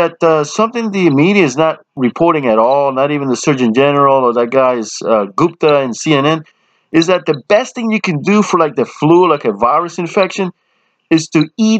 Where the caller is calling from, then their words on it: Camden, New Jersey, United States; Oh, yes, I'm … from Camden.